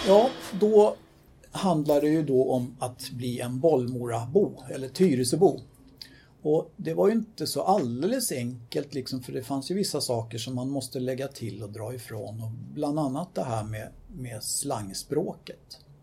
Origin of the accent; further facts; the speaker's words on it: Stockholm, Stockholm County, Sweden; I eh, min barndom så växte jag upp på Söder